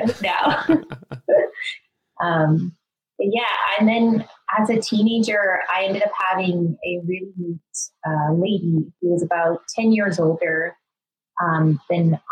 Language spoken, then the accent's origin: English; Northern Alberta, Canada; I grew up in Northern Alberta, which in just like this tiny little town.